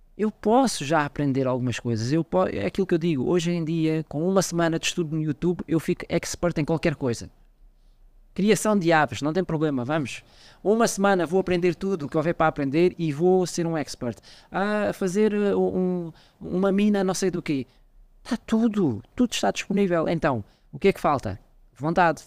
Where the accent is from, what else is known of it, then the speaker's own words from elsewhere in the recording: Portugal; now in Mozambique; Eu, eu como sou português